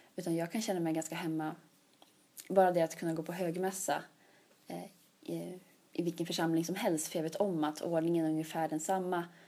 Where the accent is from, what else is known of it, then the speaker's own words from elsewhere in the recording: Sweden; moved away as an adult; now in Uppsala, Sweden; det högkyrkliga hemma i Luleå stift